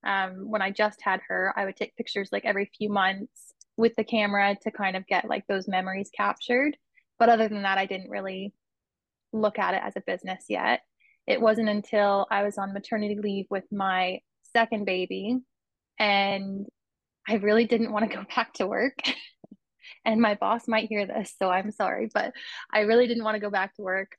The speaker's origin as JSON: {"language": "English", "town": "Kitchener", "region": "Ontario", "country": "Canada", "tie": "born or raised there", "lives_now": "Brantford, Canada", "said": "I grew up in Kitchener in Ontario"}